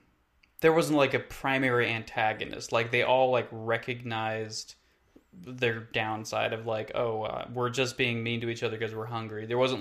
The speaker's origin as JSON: {"language": "English", "region": "the South", "country": "United States", "tie": "born or raised there", "said": "I grew up in the South."}